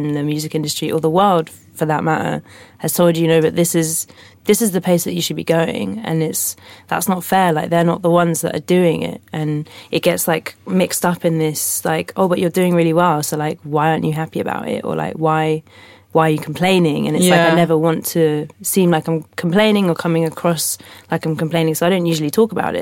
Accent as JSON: {"language": "English", "region": "London", "country": "United Kingdom", "said": "I'm from London, live in London"}